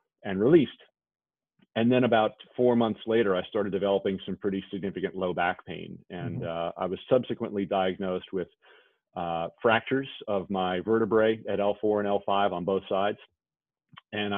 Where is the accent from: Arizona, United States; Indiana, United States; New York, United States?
New York, United States; I grew up in New York in an old Victorian house